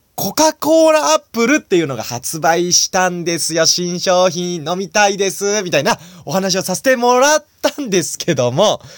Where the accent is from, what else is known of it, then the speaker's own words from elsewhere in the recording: Nagano, Japan; 長野県出身